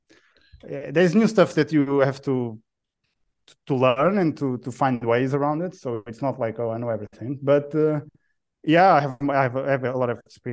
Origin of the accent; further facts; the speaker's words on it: Portugal; moved away; also born or lived in United Kingdom; Portugal. I'm Portuguese. I'm Portuguese born